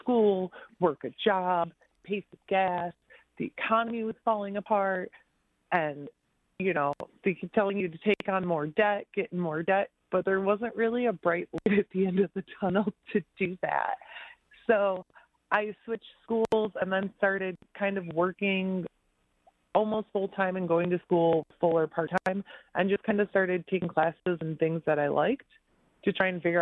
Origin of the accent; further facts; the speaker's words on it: Center Line, Michigan, United States; I grew up in Centerline, which is a very small city in the middle, like south middle of Warren